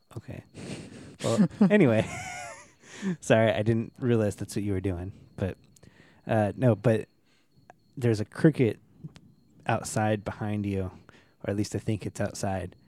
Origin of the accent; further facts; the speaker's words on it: United States; I'm American